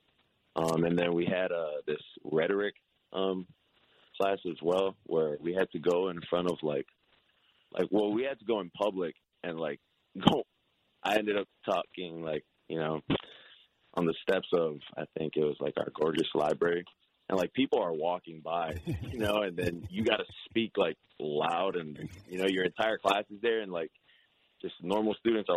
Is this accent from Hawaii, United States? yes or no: yes; Hawaii, United States; I'm from Hawaii